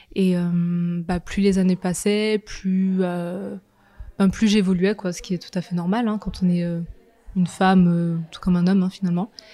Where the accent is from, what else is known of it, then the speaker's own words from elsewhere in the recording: Nantes, Pays de la Loire, France; je suis de Nantes. j'ai vécu toute ma vie à Nantes.